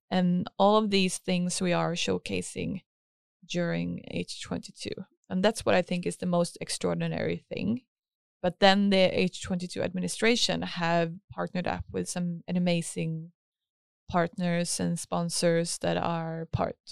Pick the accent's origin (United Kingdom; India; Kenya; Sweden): Sweden; Helsingborg, Skåne; also born or lived in Stavanger; I grew up here in Helsingborg